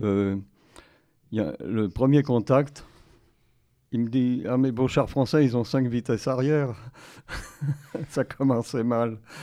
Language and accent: French; Paris, Île-de-France, France; je suis né à Paris, et j'ai fait mes études à Paris, euh, au lycée Michelet